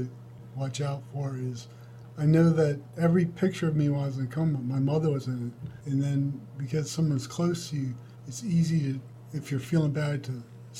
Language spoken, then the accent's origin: English; Georgia, United States; now in Texas, United States; And then I'm from Georgia. I moved here from Georgia. So the distances in Texas are phenomenal.